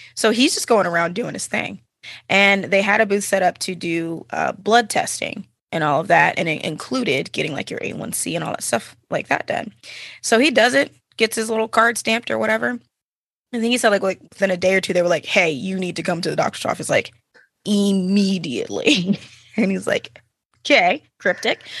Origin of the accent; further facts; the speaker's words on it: Dallas, Texas, United States; now in Austin, United States; I'm originally from the Dallas, Fort Worth area, uh, born and raised Texan